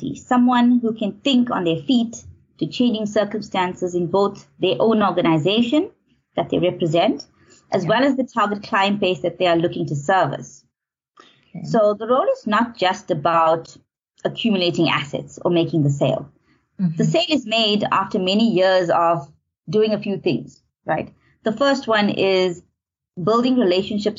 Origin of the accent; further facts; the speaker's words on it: Natal Midlands, KwaZulu-Natal, South Africa; moved away as an adult; also born or lived in Howick / Pietermaritzburg; now in Johannesburg, South Africa; I'm from Natal, specifically from the Natal Midlands. I grew up in a middle-class home